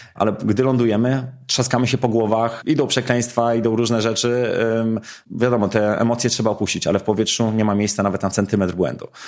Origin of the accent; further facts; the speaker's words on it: Mińsk Mazowiecki, Masovian Voivodeship, Poland; wychowałem się w miejscu, które zawsze było związane z lotnictwem, czyli w Mińsku Mazowieckim